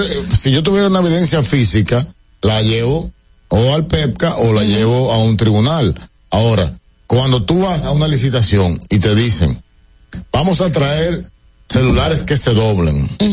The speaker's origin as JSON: {"language": "Spanish", "country": "Dominican Republic", "said": "desde que yo he crecido en mi país"}